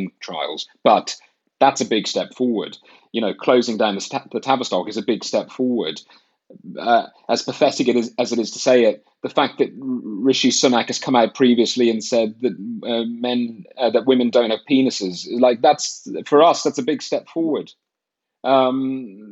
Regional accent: Ireland; moved away as an adult; now in United Kingdom; I'm from Ireland. I grew up there till I was 18.

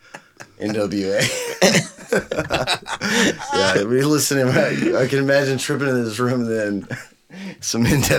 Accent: Huffman, Texas, United States; I'm from Huffman too. Shout out to my Falcons

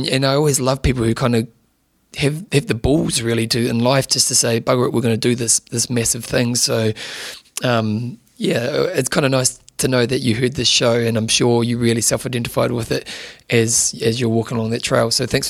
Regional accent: Adelaide, South Australia, Australia; Last year, I rode from my hometown of Adelaide to Melbourne, 1,200 Ks in 8 days for charity.

